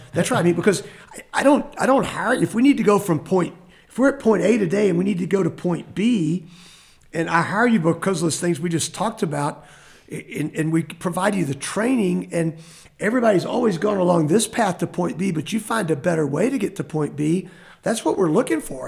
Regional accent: Temple, Texas, United States; now in Lubbock, United States; I grew up in Temple where he lives and he was my Sunday school teacher in high school

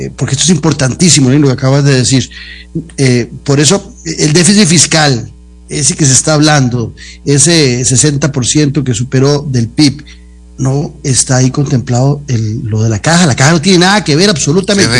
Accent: Costa Rica; los costarricenses

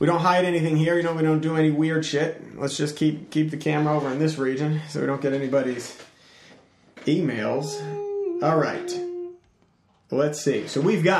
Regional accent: Farmington, Connecticut, United States; moved away; I was in my hometown, which is like in the middle of, it's called Farmington. It's in CT

